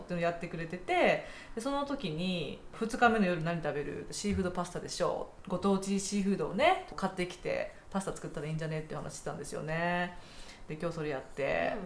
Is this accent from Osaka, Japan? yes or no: yes; Osaka, Japan; now in United States; 私大阪出身